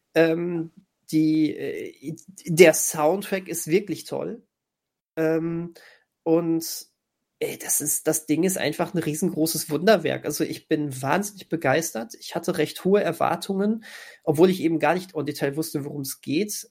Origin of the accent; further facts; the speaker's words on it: Germany; für uns Deutsche